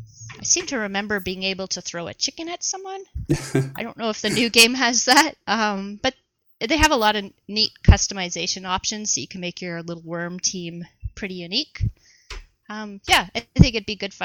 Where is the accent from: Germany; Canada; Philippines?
Canada; I'm from Canada